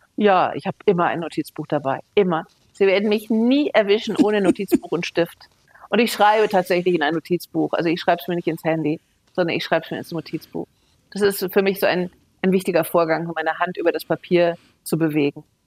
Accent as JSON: {"language": "German", "country": "Germany", "tie": "born or raised there", "said": "ich als Deutsche so aufgewachsen bin"}